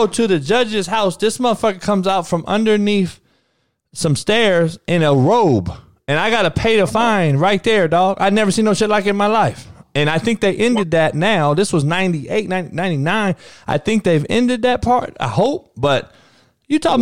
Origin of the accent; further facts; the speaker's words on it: Compton, California, United States; I'm from Compton, grew up in it